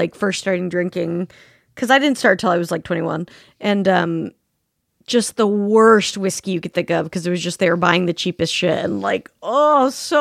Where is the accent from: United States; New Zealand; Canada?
United States; Salt Lake City, Utah; growing up in Salt Lake City